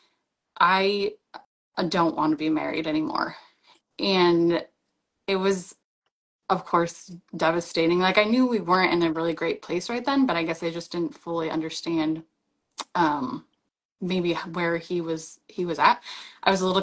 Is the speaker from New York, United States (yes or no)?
no; Arizona, United States; moved away as an adult; also born or lived in Hawaii; I grew up in Arizona